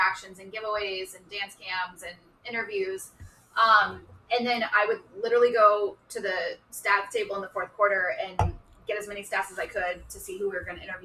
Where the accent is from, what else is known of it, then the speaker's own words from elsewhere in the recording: Midwest, United States; now in Los Angeles, United States; I grew up in the Midwest